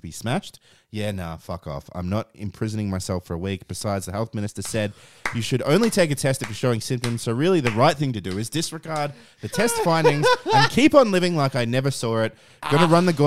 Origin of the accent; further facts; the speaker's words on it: near Broome, Western Australia, Australia; I grew up near Broome